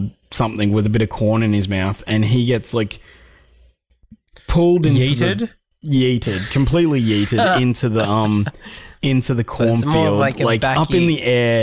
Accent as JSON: {"language": "English", "country": "Australia", "said": "Tell we're all from Australia."}